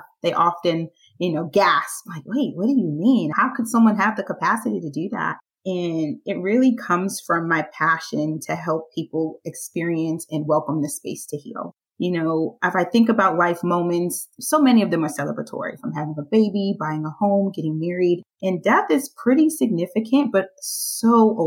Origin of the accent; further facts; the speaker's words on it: New York City, New York, United States; I am from Brooklyn, New York, born and raised